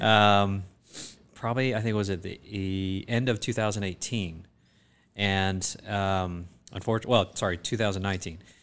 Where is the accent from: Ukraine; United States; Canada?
United States; South Georgia; moved away as an adult; also born or lived in Boston, Massachusetts; I grew up in South Georgia when my father, uh, who was also a physician at the time, was recruited to be the small town doc in a little town in South Georgia